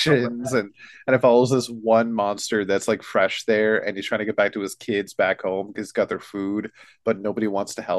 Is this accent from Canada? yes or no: yes; Canada; We have Canada Day